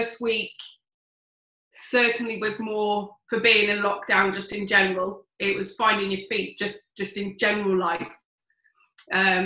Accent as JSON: {"language": "English", "town": "Oxford", "region": "South East England", "country": "United Kingdom", "said": "I'm from Oxford"}